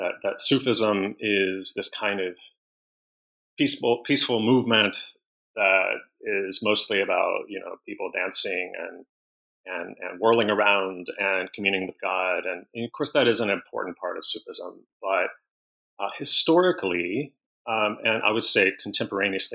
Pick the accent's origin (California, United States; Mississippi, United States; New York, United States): Mississippi, United States; moved away as an adult; also born or lived in Portland, Oregon; I'm originally from Mississippi